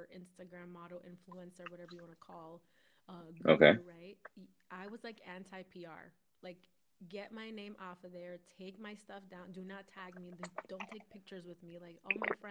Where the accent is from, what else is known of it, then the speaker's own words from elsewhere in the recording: United States; growing up as an American girl, first generation